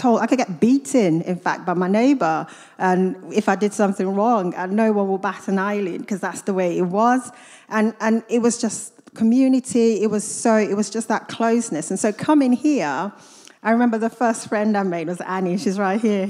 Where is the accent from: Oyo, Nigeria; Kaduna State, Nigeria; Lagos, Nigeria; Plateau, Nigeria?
Kaduna State, Nigeria; Kaduna; also born or lived in Katsina, Nigeria / United States; now in Luton, United Kingdom; I'm Nigerian. I grew up in a city called Kaduna in northern Nigeria.